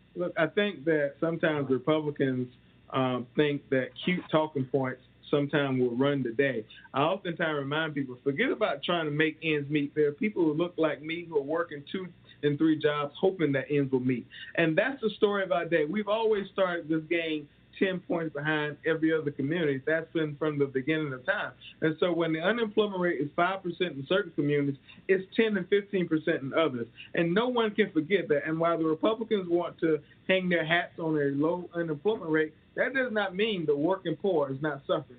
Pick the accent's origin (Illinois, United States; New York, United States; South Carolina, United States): South Carolina, United States; rural; I'm from South Carolina. I grew up in rural South Carolina